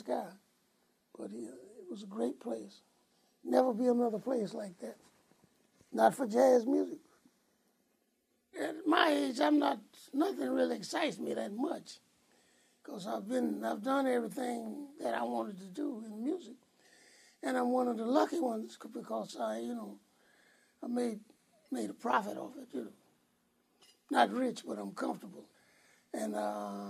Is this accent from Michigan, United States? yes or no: no; Badin, North Carolina, United States; my hometown, Baden, North Carolina, where I went to school